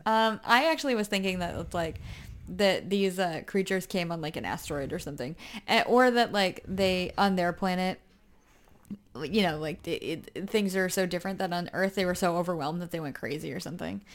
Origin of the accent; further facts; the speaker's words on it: United States; I'm American